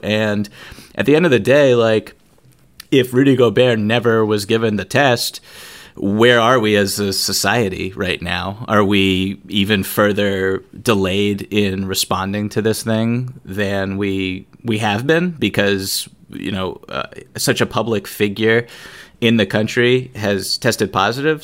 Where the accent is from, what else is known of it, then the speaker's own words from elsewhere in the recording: outside of Boston, Massachusetts, United States; growing up outside of Boston